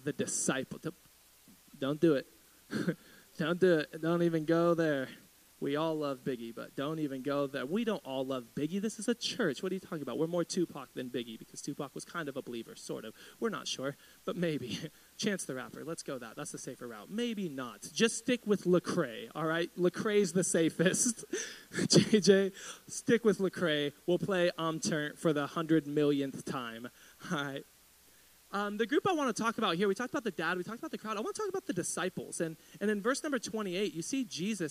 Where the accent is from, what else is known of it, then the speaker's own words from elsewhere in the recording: United States; I grew up in East Riverside